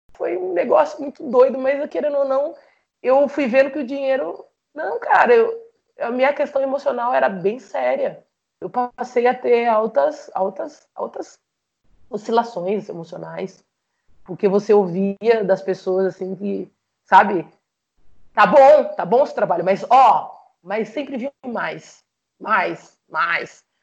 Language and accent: Portuguese; Jaú, São Paulo, Brazil; moved away as an adult; now in Rondônia, Brazil; Quando eu morava em Jaú